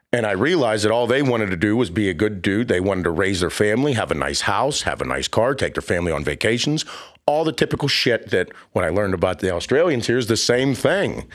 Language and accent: English; Pittsburgh, Pennsylvania, United States; my hometown in Pittsburgh